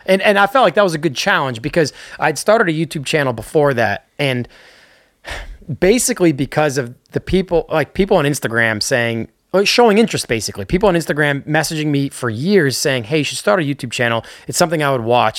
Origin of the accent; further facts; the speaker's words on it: Northeast, United States; I'm from the Northeast